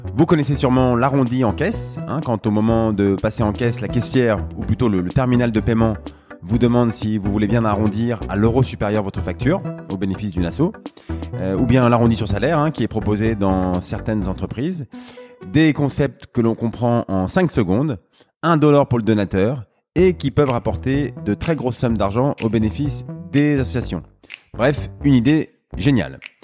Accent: near Rambouillet, Île-de-France, France; je viens de, près de Rambouillet

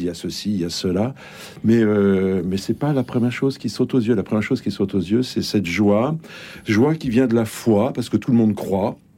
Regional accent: Bordeaux, Nouvelle-Aquitaine, France; moved away as an adult; now in Bondy, France; Je viens de Bordeaux

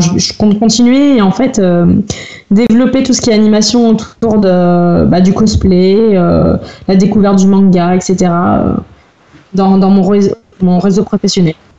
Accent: Loire, Auvergne-Rhône-Alpes, France; Je viens de Rouen, dans la Loire

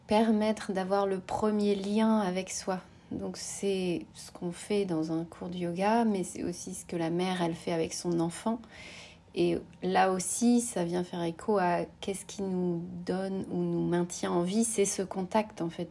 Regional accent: France; moved away as an adult; also born or lived in United States; je suis rentrée en France, c'était vraiment, voilà, je, suis rentrée à la source dans ma ville natale

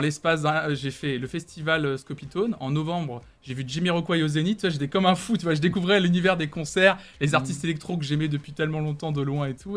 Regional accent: Tours, Centre-Val de Loire, France; moved away as an adult; now in Nantes, France; quand je suis arrivé de Tours, ouais, ce que je lui disais que j'étais que j'étais tourangeau

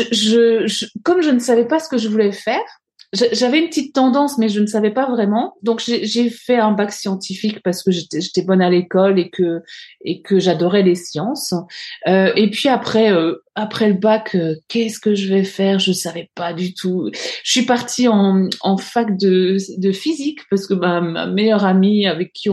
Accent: Alsace, Bruche valley, Grand Est, France; j'ai grandi euh, en Alsace, dans, dans, une petite vallée qui s'appelle la vallée de la Bruche, euh, qui est une vallée très euh, très nature, pleine de forêts. Et, et j'ai grandi, j'ai toujours grandi à la campagne, donc pas très loin de, de, d'une forêt justement, et dans un village.

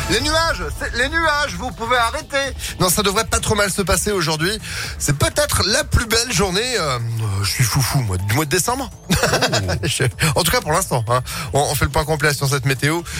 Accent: Lyon, Auvergne-Rhône-Alpes, France; on est lyonnais. C'est vrai qu'on n'avait pas envie de rater cette année.

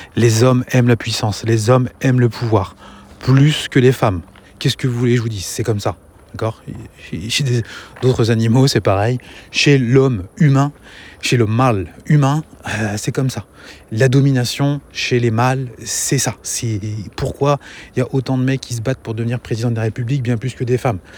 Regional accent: France; now in Angers, France

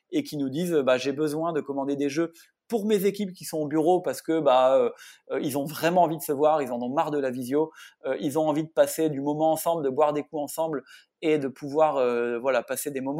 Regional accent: Hauts-de-France, France

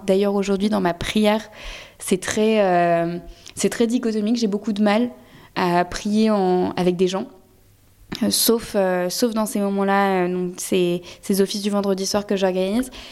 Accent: France; Je suis française

